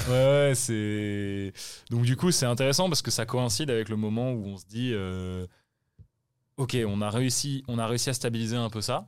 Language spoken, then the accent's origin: French; France; en tant que Français